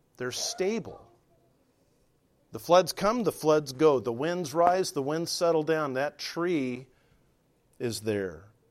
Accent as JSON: {"language": "English", "region": "Southern California", "country": "United States", "tie": "born or raised there", "said": "I grew up in Southern California"}